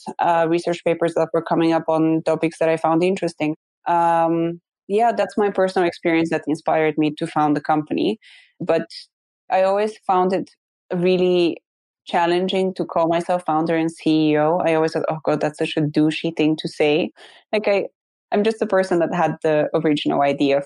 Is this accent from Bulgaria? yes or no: yes; Bulgaria; moved away; So I'm originally from Bulgaria and Bulgarian